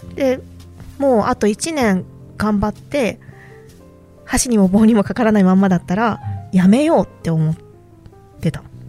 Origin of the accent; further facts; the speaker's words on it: Fukuoka, Japan; moved away as an adult; also born or lived in Yamaguchi; 私、福岡出身なんですよ